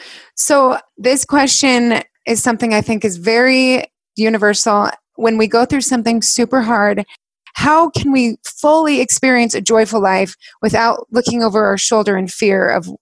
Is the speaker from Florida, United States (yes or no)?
no; Alpine, Utah, United States; we grew up in Alpine and it is wildly windy.